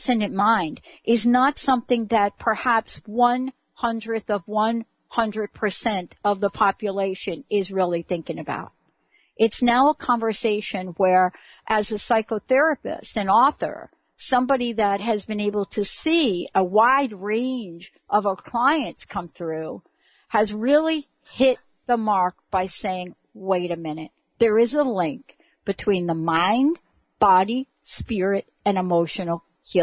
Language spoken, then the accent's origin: English; New York City, New York, United States; from the Bronx, the home of hip hop and rap music